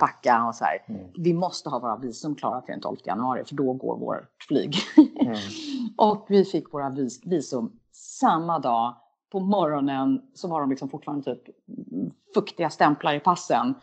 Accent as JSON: {"language": "Swedish", "country": "Sweden", "also_born_or_lived": "United States", "moved": "as an adult", "said": "är man som svensk lite ovan vid"}